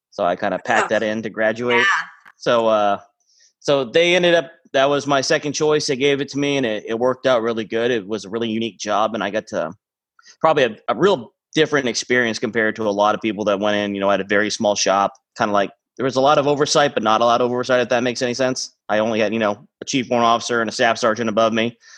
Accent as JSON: {"language": "English", "country": "Mexico", "tie": "born or raised there", "also_born_or_lived": "Maine, United States", "said": "Uh, originally, I'm from. I was born in Maine. Uh, but my parents were missionaries in Mexico. So when I was a kid, I grew up kind of, uh, we were building churches, orphanages"}